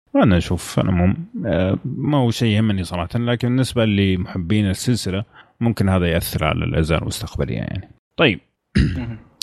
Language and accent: Arabic; Saudi Arabia; عندنا في السعوديه